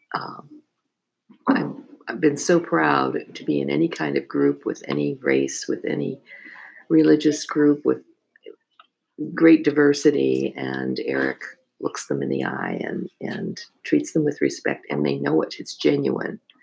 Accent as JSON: {"language": "English", "region": "New Jersey", "country": "United States", "tie": "born or raised there", "also_born_or_lived": "North Plainfield, New Jersey / Hunterdon County, New Jersey", "said": "I grew up in New Jersey and went to school in North Plainfield, New Jersey"}